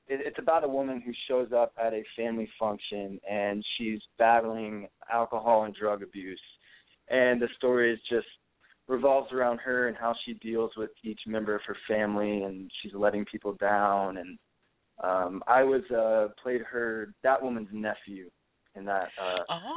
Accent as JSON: {"language": "English", "town": "Spring", "region": "Texas", "country": "United States", "tie": "born or raised there", "also_born_or_lived": "California", "moved": "as an adult", "lives_now": "Los Angeles, United States", "said": "I'm from Houston, Texas originally. I've been in California for about 4 years now. I grew up outside of Houston in a little town called Spring."}